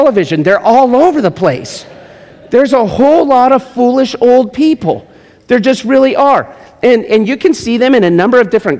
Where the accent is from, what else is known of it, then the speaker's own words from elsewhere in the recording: Las Vegas, Nevada, United States; I'm from Las Vegas